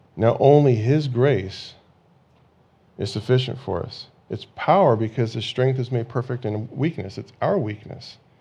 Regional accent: California, United States; growing up in California, you know, when you're in school, you have these earthquake drills

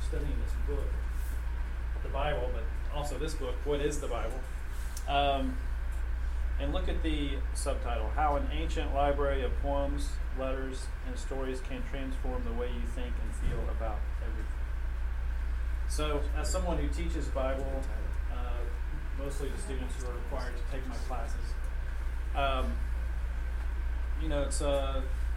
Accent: Knoxville, Tennessee, United States; moved away as an adult; also born or lived in Memphis / Chicago; now in Nashville, United States; And I'm from Knoxville. Went to high school at Knoxville.

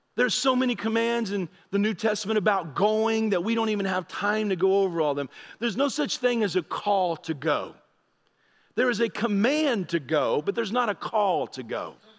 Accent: United States; I'm an American, I'm new to your area

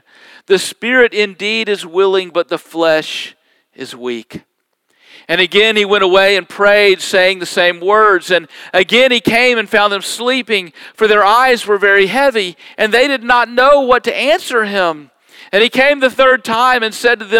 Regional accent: United States; as an American

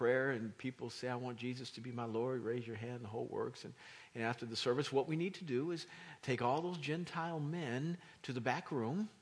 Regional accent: Kansas, United States; now in East Coast, United States; I'm not from here. I'm from Kansas.

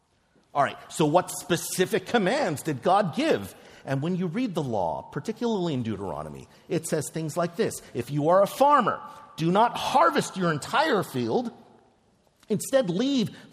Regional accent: Philadelphia, Pennsylvania, United States; also born or lived in New York; I live in Philadelphia now. I grew up in Philadelphia. I lived in New York for about 5 years or so

